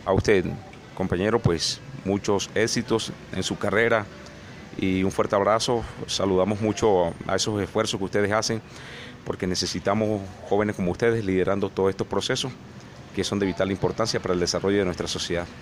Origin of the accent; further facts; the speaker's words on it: Colombia; moved away as an adult; now in Norte de Santander, Colombia; viví, nací en la Sierra Nevada de Santa Marta, al lado de unos resguardos indígenas